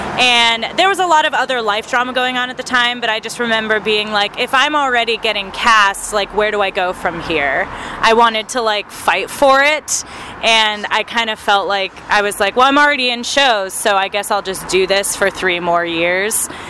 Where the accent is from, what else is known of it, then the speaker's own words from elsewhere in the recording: Arkansas, United States; now in Phoenix, United States; I grew up in Arkansas